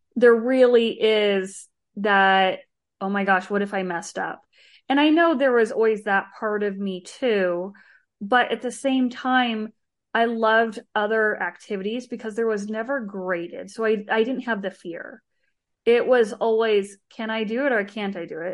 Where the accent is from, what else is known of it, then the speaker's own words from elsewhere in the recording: Arizona, United States; I grew up in Arizona, uh, with my mom and one of my brothers